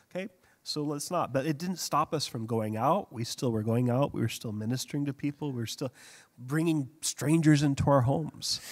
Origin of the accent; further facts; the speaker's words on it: United States; now in Hong Kong; being an American over there